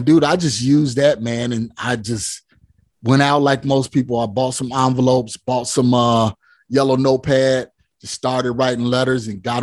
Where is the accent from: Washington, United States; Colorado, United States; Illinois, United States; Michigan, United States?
Illinois, United States; Chicago; moved away as an adult; now in Phoenix, United States; I hail from Chicago, Illinois